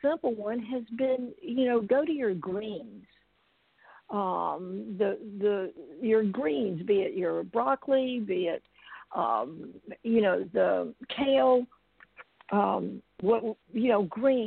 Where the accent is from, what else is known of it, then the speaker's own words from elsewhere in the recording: South Georgia, United States; I grew up in South Georgia